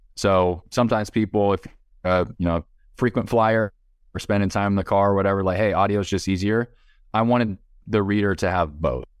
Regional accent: United States; I'm an American.

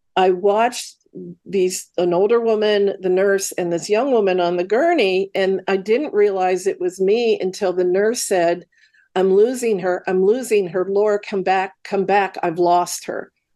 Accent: Midwest, United States; grew up in the Midwest.

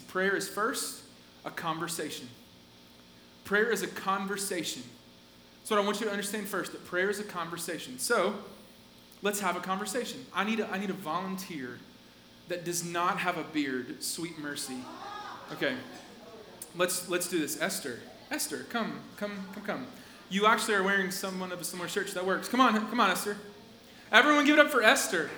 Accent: Asheville, North Carolina, United States; I was born in Asheville in North Carolina, like up in the mountains.

